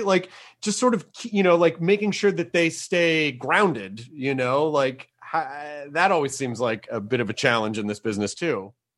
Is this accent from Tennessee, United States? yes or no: yes; Tennessee, United States; I'm from Tennessee, which is not technically the Midwest